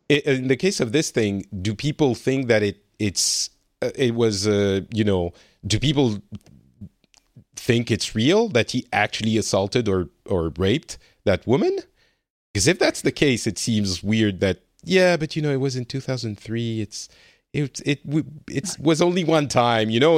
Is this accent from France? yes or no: yes; France; now in Finland